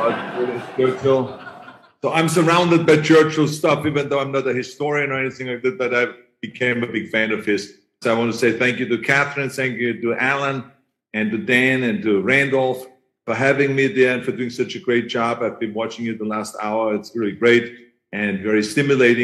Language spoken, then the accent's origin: English; Thal, Styria, Austria; now in California, United States; I grew up in Tal, right outside of Graz, my hometown